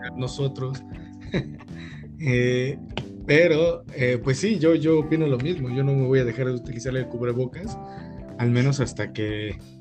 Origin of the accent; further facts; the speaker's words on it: Mexico; los mexicanos sufrimos de eso